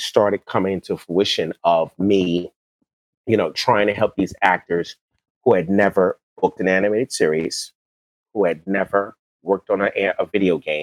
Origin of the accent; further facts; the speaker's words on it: New York, United States; also born or lived in the South; now in California, United States; I'm a New Yorker, but I lived in the South